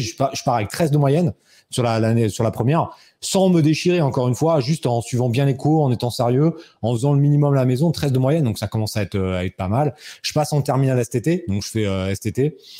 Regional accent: Rambouillet, Île-de-France, France; mon bled, c'était chez moi, tu vois, c'était à Rambouillet

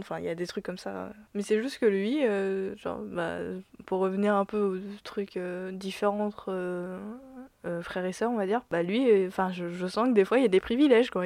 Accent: France; born or raised there

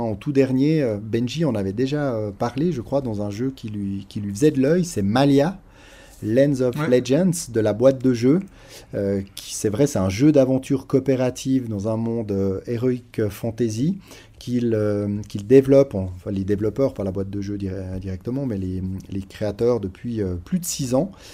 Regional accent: Switzerland; Nous, en tant que Suisse, c'est vrai qu'on n'est pas très loin de la frontière

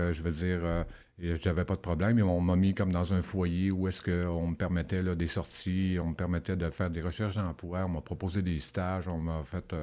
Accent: Rouyn-Noranda, Quebec, Canada; J'ai grandi à Rouen-Noranda. J'ai voyagé beaucoup à travers le Québec.

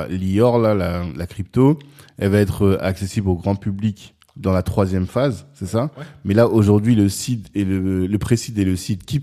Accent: Central African Republic; Parce qu'en fait, comme moi je suis centrafricain, on a eu les problèmes là avec la Centrafrique.

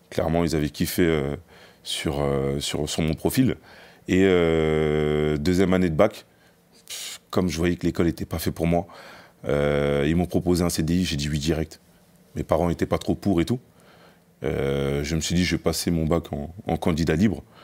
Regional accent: Noisy-le-Grand, Île-de-France, France; also born or lived in Grigny / Les Ulis; J'ai grandi à Noisy-Grand. Je suis arrivé à Noisy-Grand à l'âge de 7 ans. Euh, juste avant, euh, j'ai déménagé un peu partout. Hein, j'étais à Grigny dans le 91, j'étais aux Ulysses dans le 91 également.

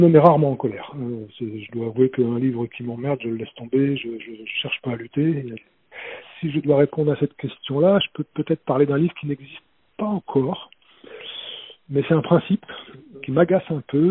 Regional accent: France; j'ai grandi près de la Loire

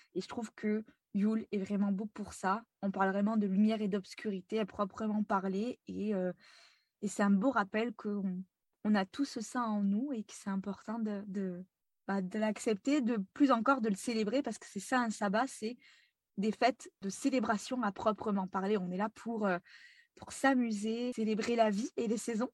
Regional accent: France; moved away as an adult; now in Montreal, Canada; je suis française actuellement expatriée à Montréal depuis euh, trois ans maintenant

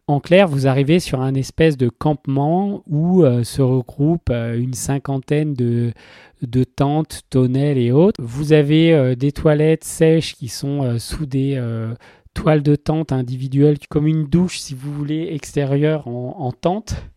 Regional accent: France; moi je suis français

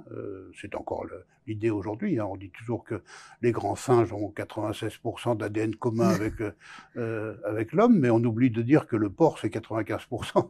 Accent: France; also born or lived in Boulogne-Billancourt; j'ai grandi dans la France de l'après-guerre

